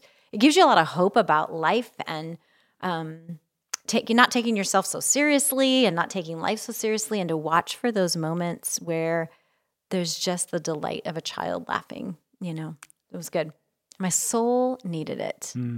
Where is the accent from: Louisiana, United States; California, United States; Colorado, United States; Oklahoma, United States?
California, United States; Of course, I was from Central California